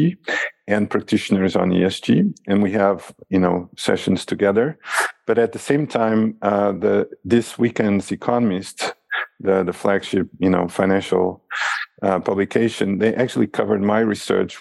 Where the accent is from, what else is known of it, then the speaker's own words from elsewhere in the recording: Lisbon, Portugal; moved away as an adult; also born or lived in Macau; now in United States; my hometown, Lisbon